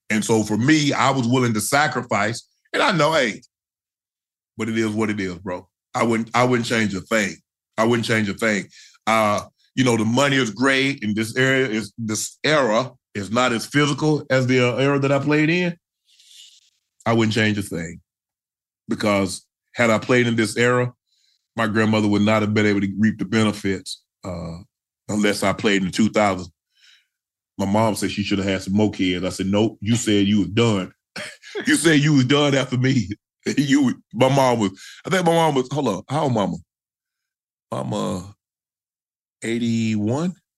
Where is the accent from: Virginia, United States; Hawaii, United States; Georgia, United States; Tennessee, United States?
Georgia, United States; I'm from Georgia